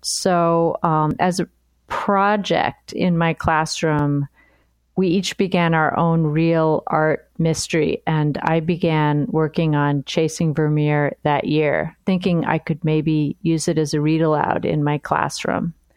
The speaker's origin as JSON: {"language": "English", "town": "New York City", "region": "New York", "country": "United States", "tie": "born or raised there", "also_born_or_lived": "Nantucket", "moved": "as an adult", "lives_now": "Chicago, United States", "said": "I was born in New York City"}